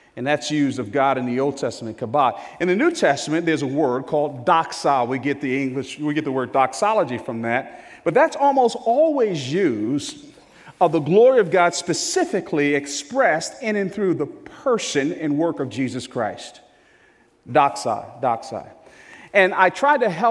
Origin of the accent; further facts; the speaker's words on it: New Jersey, United States; I was born and raised in New Jersey.